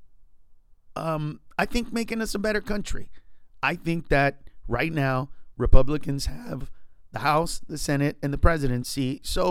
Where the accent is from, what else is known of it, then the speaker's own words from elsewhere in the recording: United States; I'm an American